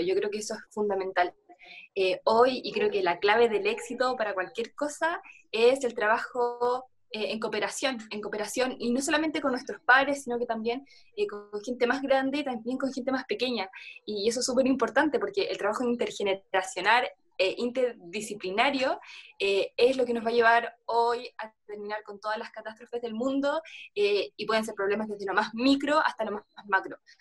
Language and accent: Spanish; Chile; en mi país, por ejemplo, en Chile